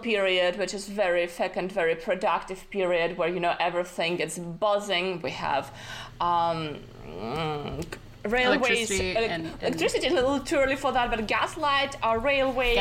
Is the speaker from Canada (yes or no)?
no; Kazakhstan; moved away as an adult; also born or lived in Austin, Texas, United States; I was born in Kazakhstan.